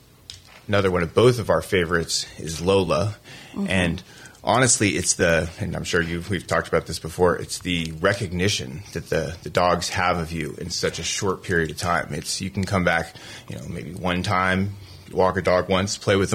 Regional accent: Switzerland; also born or lived in Texas / Colorado Springs, Colorado; now in Florida, United States; I was born in Texas. I grew up in Switzerland, and then I lived in Colorado Springs for about 15 years and then came to Florida about 5

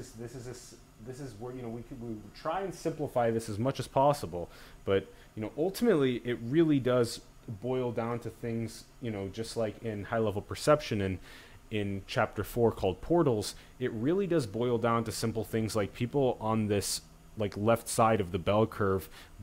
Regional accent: South Dakota, United States; I'm from South Dakota

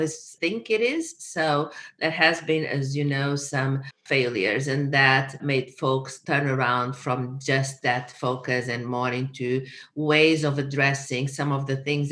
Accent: Portugal; moved away as an adult; also born or lived in Miami, United States / San Diego, United States; now in United States; I'm originally from Portugal. That's where I got my bachelor's degree

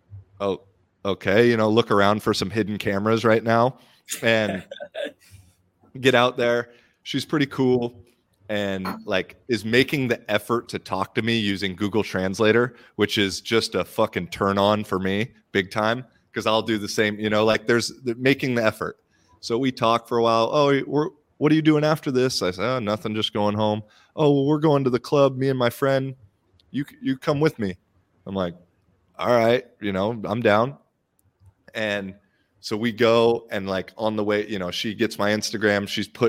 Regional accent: United States; now in Finland; I'm American, but I have Irish citizenship. I live in Finland

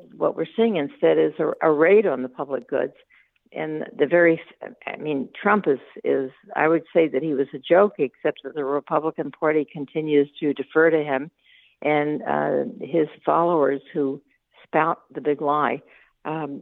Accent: Texas, United States; I was born in Texas

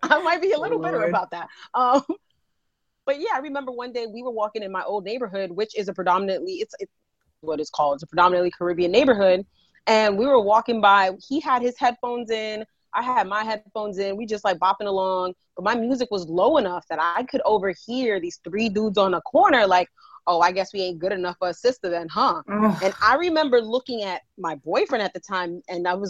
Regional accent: New York City, New York, United States; I grew up in the Bronx.

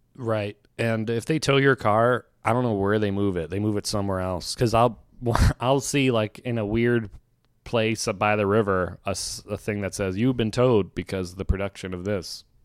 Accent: Virginia, United States; moved away; I'm from Virginia

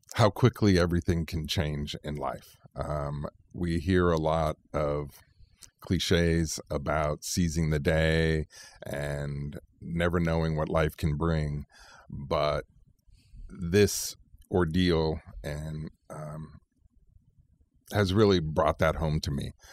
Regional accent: Central Valley, Fresno and Roseville, California, United States; moved away as an adult; also born or lived in Sacramento; now in Bay Area, United States; I was born in Southern California, but really grew up in the Central Valley and Fresno and Roseville areas

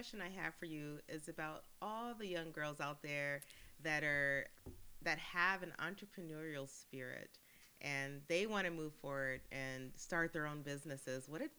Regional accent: El Paso, Texas, United States; I'm from El Paso, Texas.

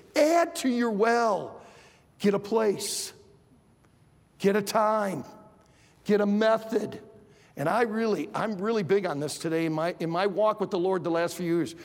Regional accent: Michigan, United States; I grew up in Michigan

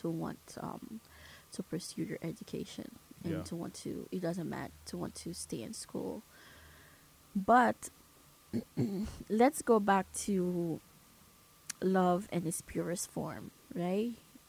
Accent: New York City, New York, United States; also born or lived in Caribbean; I'm from Brooklyn, and my school is in Brooklyn

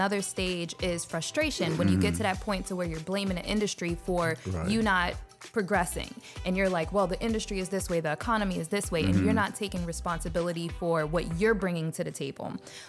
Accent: New York City, New York, United States; born there; now in St. Petersburg, United States; So I was born in the Bronx, New York.

